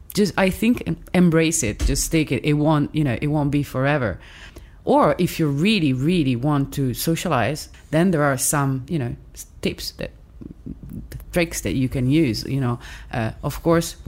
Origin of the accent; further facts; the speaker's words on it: Milan, Lombardy, Italy; accent: Italian; English is a second language; from Milan